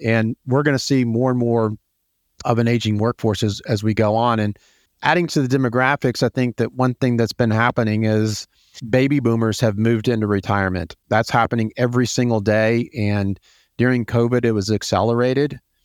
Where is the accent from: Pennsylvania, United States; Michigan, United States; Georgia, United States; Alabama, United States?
Georgia, United States; Atlanta; I am from Atlanta. I grew up here. I'm one of the few native Atlantans that has spent my entire life here